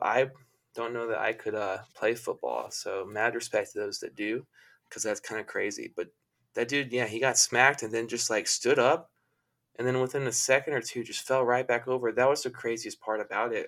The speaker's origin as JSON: {"language": "English", "region": "the South", "country": "United States", "tie": "born or raised there", "said": "I grew up in the South."}